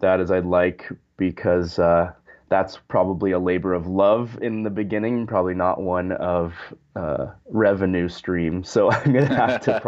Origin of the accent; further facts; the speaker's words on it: Sun Valley, Idaho, United States; I grew up in Sun Valley, Idaho